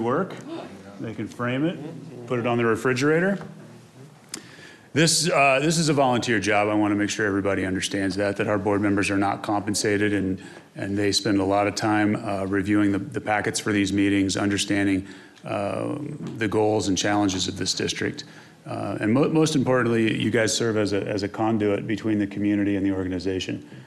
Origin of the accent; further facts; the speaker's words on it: Missouri, United States; now in Colorado, United States; I'm from Missouri